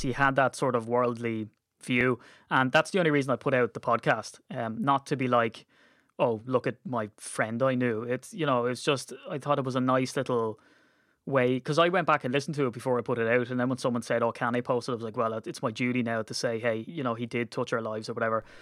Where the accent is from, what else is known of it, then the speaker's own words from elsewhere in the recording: Ireland; being Irish